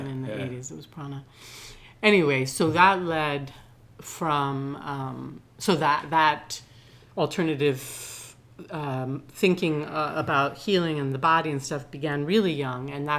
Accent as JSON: {"language": "English", "region": "Veracruz", "country": "Mexico", "tie": "born there", "moved": "yes", "said": "My dad was no longer, I was born in Veracruz in Mexico."}